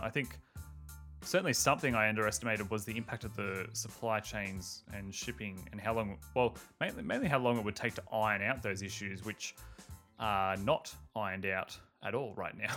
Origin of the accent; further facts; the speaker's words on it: Australia; I'm Australian